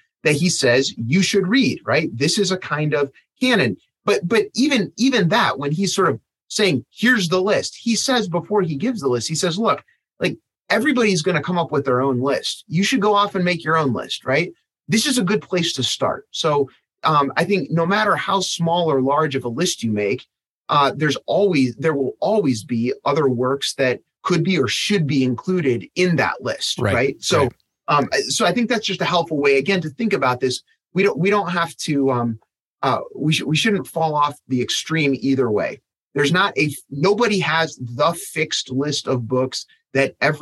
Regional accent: Michigan, United States; I grew up in Michigan, so I had to take Michigan history as an elementary student.

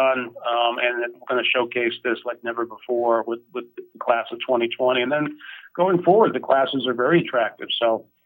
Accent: Amherst, Massachusetts, United States; I grew up about an hour away from here in Amherst, Massachusetts

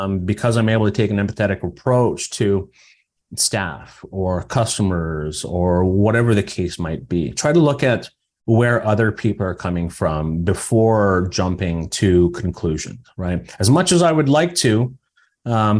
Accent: Saugeen First Nation, Ontario, Canada; I'm from Saugeen First Nation

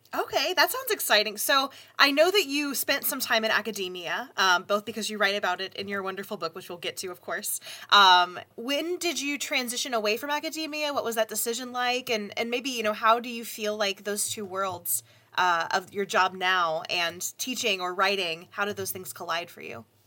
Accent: the South, United States; I grew up in the South

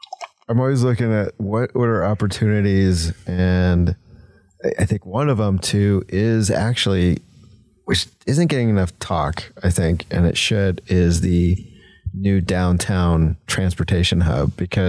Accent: Indiana, United States; moved away; I mean, I grew up in Indiana. So it's very similar to some of these smaller cities and towns that I grew up around.

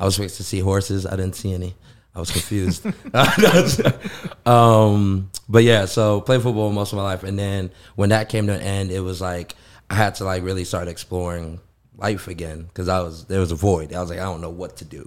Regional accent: Los Angeles, California, United States; moved away as an adult; now in Phoenix, United States; Born and raised in the Koreatown area.

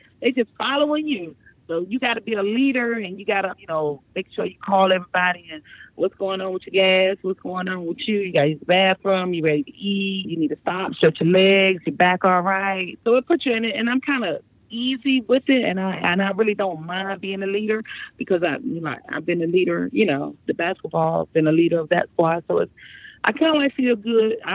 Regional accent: Virginia, United States; also born or lived in Brooklyn, New York / Chesapeake, Virginia; I was born in Brooklyn, but my mother quickly moved us out of there around when I was 7 years old. So pretty much we've been in Virginia since then.

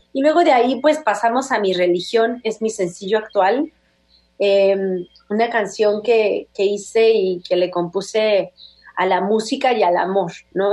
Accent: Veracruz, Mexico; moved away; la tierra donde crecí, que es mi bello Veracruz

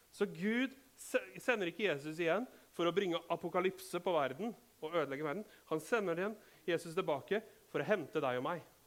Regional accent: Rakkestad, Østfold, Norway; vi er fra Rakkestad, vi forstår dette språket. Vi er bønder

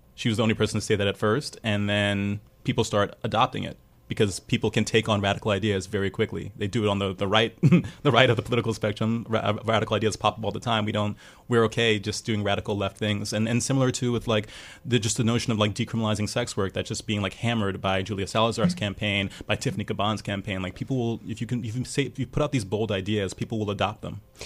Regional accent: New York City, New York, United States; I'm a native New Yorker. I'm from Brooklyn originally, I'm um, from Prospect Heights

